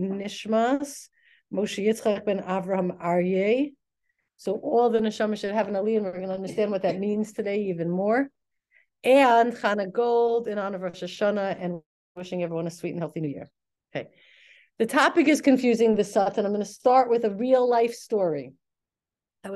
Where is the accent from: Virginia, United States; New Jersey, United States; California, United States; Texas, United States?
New Jersey, United States; Elizabeth; we were from Elizabeth.